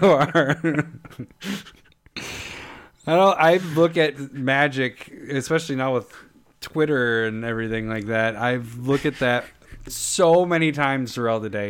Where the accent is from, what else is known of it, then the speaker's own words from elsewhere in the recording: Minnesota, United States; as a Minnesotan